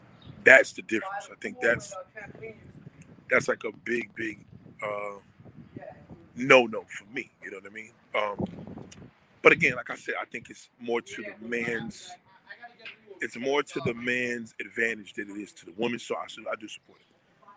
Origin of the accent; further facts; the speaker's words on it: Brooklyn, New York, United States; I'm a masculine man. I'm from Brooklyn Heights.